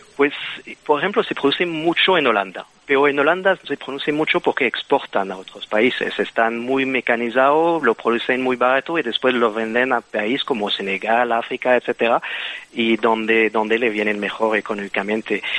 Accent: Belgium; Spanish is a second language; moved away; como puedes entender con el acento, pues eh, soy de Bélgica

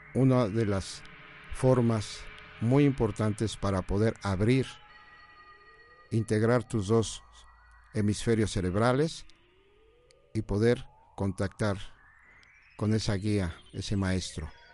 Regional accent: Puebla, Mexico; also born or lived in Guadalajara; Puebla, mis paisanos, yo soy poblano

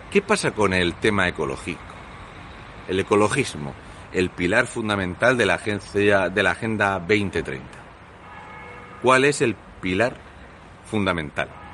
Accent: Fuente Álamo, Region of Murcia, Spain; en mi pueblo, de toda la vida

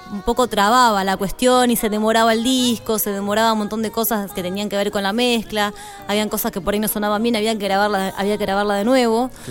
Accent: Buenos Aires, Argentina; born there; No, no es que yo porque soy nacida en Buenos Aires eh, elijo, bueno, canto tango porque, porque soy nacida en Buenos Aires, no.

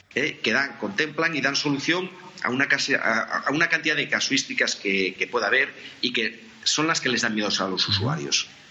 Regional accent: Oviedo, Asturias, Spain; nací en Oviedo

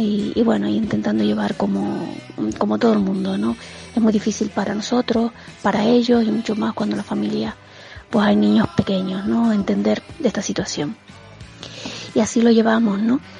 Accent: Canary Islands, Spain; todos los canarios pues somos muy besucones

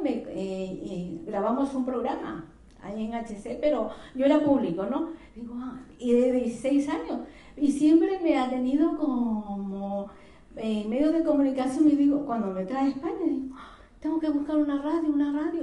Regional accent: Ecuador; moved away as an adult; now in Spain; yo soy de Ecuador, de Ecuador

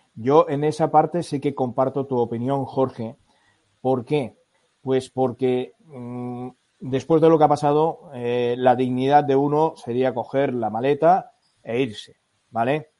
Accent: Barcelona, Catalonia, Spain; now in Valencia, Spain; yo no soy valenciano, yo soy catalán, ¿vale? Parto de la base que yo soy de Barcelona

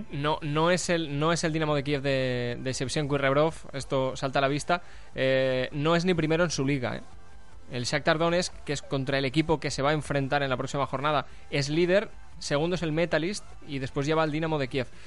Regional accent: Burjassot, Valencian Community, Spain; somos, somos de Burchasot

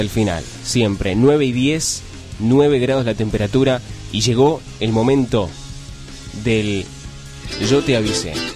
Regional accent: Hurlingham, Buenos Aires Province, Argentina; yo soy de Burlingame, estoy ahí pegadito

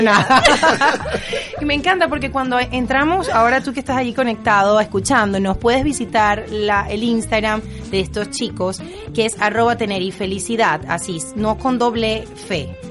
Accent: Venezuela; yo soy venezolana

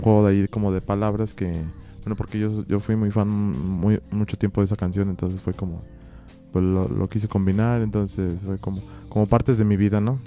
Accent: Guanajuato, Mexico; venimos de Guanajuato

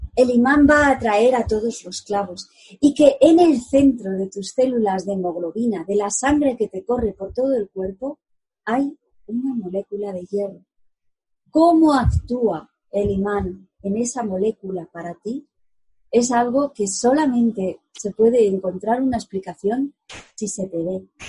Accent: Segovia, Castile and León, Spain; en Segovia, mi ciudad natal, lo llamamos tete

